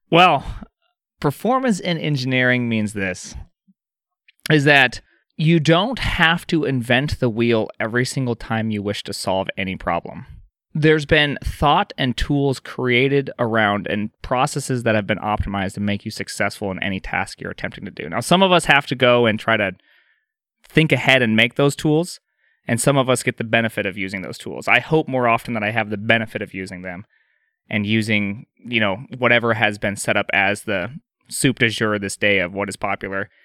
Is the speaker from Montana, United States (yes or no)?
yes; Montana, United States; I'm from Montana